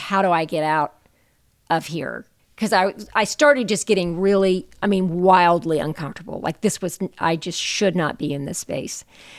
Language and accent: English; the South, United States; I mean, I came out of, you know, I'm from the South in the United States, and you know, we're all about hospitality